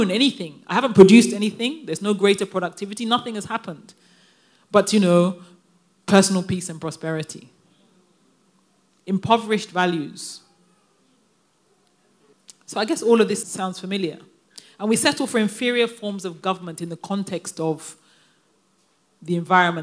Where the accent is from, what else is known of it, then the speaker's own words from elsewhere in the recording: London, United Kingdom; moved away as an adult; now in Nigeria; a Nigerian child born and raised in London